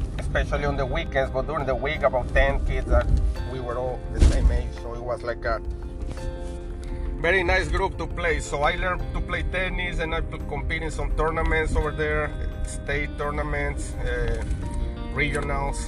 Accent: Mexico; now in Chicago, United States; I grew up in Mexico, in a city close to Mexico City, about an hour, 50 minutes away

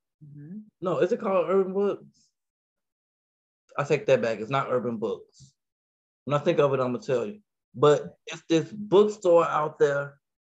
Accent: Chicago, Illinois, United States; also born or lived in Minnesota; now in Indiana, United States; No, I'm originally from Chicago. Mm-hmm. Yeah, I live in Indiana now, though. I lived in Minnesota most of my life, though.

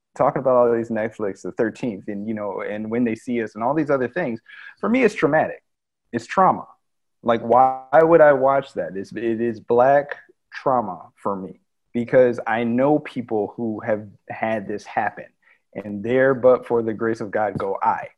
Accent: United States; as Americans

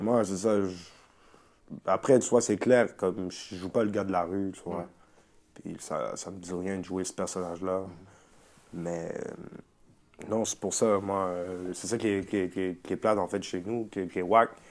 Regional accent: Montreal, Quebec, Canada; chez nous, à Montréal

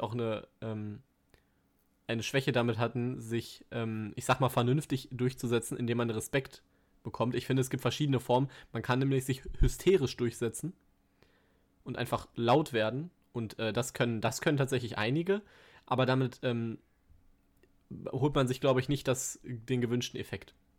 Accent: Ruhr area, North Rhine-Westphalia, Germany; meine frühen Lebensjahre so viel im Ruhrgebiet

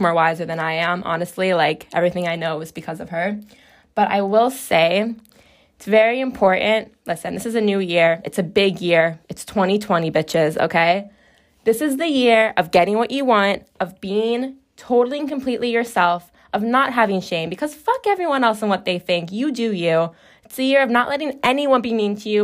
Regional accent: Chicago, Illinois, United States

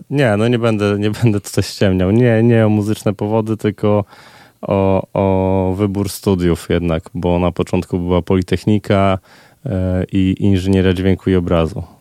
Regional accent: Olsztyn, Warmian-Masurian Voivodeship, Poland; moved away as an adult; Urodziłem się w Olsztynie i tutaj e, aż do końca liceum byłem.

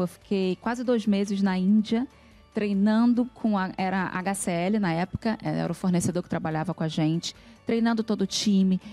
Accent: Rio de Janeiro, Brazil; now in São Paulo, Brazil; eu fui nascida e criada no Rio de Janeiro, numa comunidade chamada Vila Vintém, que é em Padre Miguel

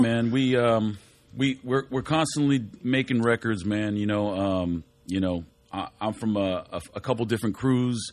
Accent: Whittier, California, United States; We're all from Whittier

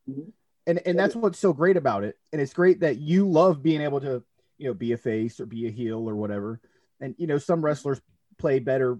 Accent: Tampa, Florida, United States; but I'm originally from Tampa.

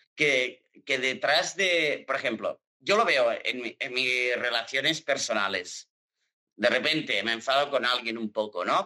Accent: Girona, Catalonia, Spain; accent: Catalan; now in Barcelona, Spain; yo soy de Girona y yo tengo el acento como catalán a muerte

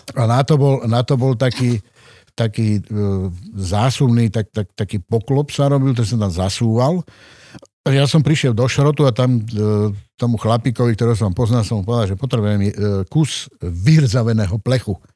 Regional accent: Kremnica, Banská Bystrica Region, Slovakia; Ja som rodený kremničan, som sa narodil v Kremnici v máji 57

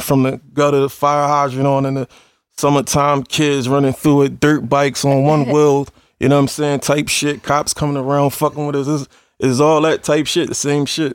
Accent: Philadelphia, Pennsylvania, United States; I come from the slums. I come from Philly.

